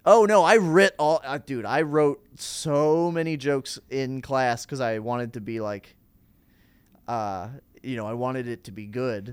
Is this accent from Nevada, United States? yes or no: no; Plymouth, Minnesota, United States; now in Chicago, United States; just outside Minneapolis in a suburb uh, called Plymouth